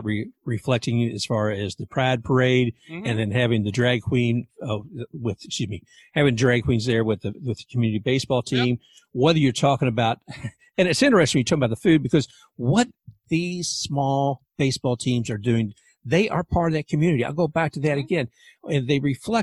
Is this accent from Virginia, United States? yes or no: no; Louisville, Kentucky, United States; now in Tampa, United States; I'm actually from Louisville, Kentucky originally. I live in Tampa now